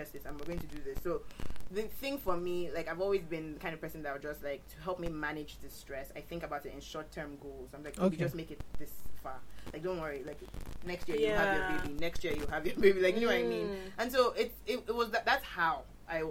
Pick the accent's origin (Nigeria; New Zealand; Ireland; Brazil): Nigeria; as a Nigerian woman